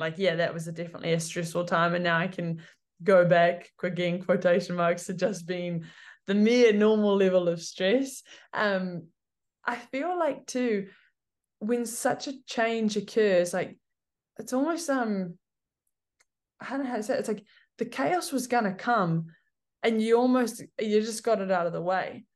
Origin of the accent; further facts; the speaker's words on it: Cambridge, Waikato, New Zealand; also born or lived in Hamilton; I'm from Cambridge, Waikato